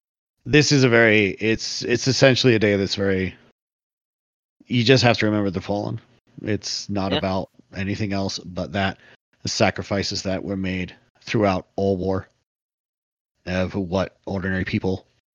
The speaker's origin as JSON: {"language": "English", "region": "England", "country": "United Kingdom", "tie": "born or raised there", "moved": "yes", "said": "when I was a kid growing up in England"}